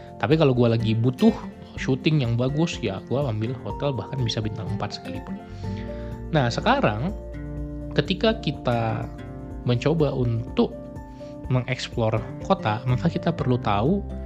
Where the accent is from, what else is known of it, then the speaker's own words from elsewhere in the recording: Medan, North Sumatra, Indonesia; moved away; also born or lived in Bandung; kampung gue di Medan